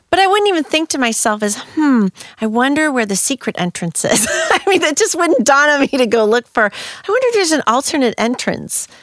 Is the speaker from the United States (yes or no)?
yes; St. Louis, Missouri, United States; also born or lived in Spain; I'm from the middle of the United States